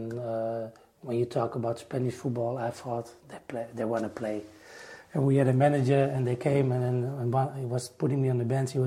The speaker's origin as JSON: {"language": "English", "country": "Netherlands", "said": "I'm from Holland"}